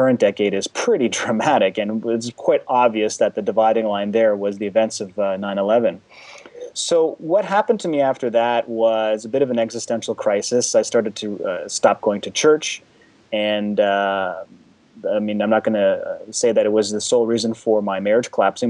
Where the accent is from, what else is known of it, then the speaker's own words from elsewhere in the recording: Canada; My parents, they immigrated from the former Czechoslovakia back in 1968, and I was born here in Canada